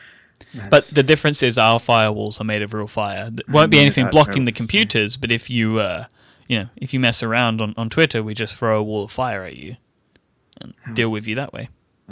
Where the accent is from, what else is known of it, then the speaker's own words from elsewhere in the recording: England, United Kingdom; I'm an Englishman.